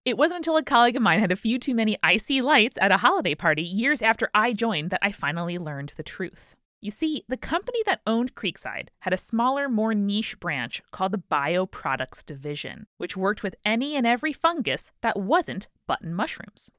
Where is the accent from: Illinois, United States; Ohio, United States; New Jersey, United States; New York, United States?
New York, United States; as New Yorkers